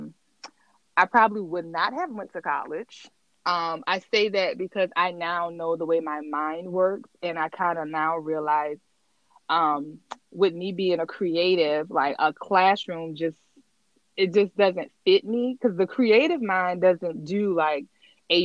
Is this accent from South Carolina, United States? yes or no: yes; Orangeburg, South Carolina, United States; I'm from a small town. I'm from Orangeburg, South Carolina